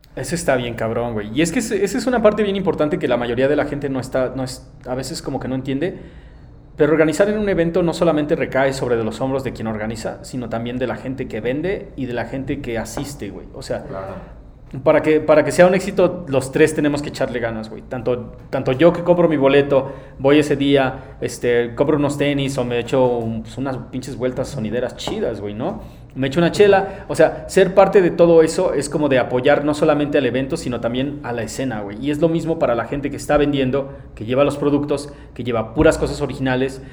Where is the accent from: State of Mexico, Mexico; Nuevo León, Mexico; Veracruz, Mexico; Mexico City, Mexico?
State of Mexico, Mexico; Nezahualcóyotl; yo soy de Nesa